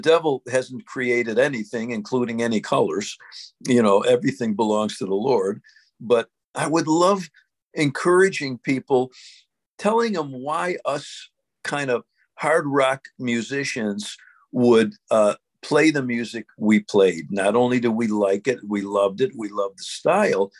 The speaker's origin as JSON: {"language": "English", "town": "Syracuse", "region": "New York", "country": "United States", "said": "I'm from Syracuse."}